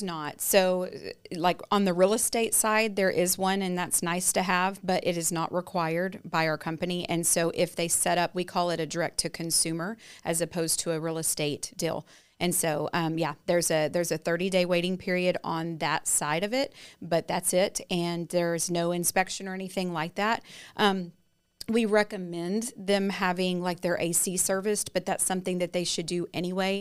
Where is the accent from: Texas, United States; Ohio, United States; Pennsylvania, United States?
Texas, United States; Lindale; now in New Braunfels, United States; I was born and raised there